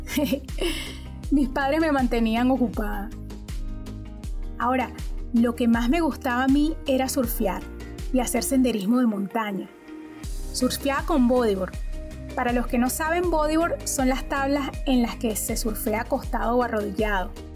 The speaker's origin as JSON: {"language": "Spanish", "town": "Maracay", "region": "Aragua", "country": "Venezuela", "tie": "born or raised there", "said": "Soy de Venezuela. La ciudad en que nací se llama Maracay es una de las ciudades más cercanas a la capital de mi país. Allí viví mi infancia, la adolescencia y mis primeros años como profesional."}